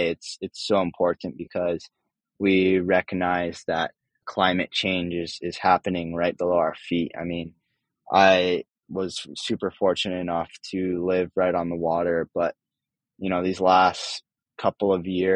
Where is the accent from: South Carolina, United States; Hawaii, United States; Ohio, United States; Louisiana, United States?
Hawaii, United States; growing up in Hawaii, and spending a lot of our time around the ocean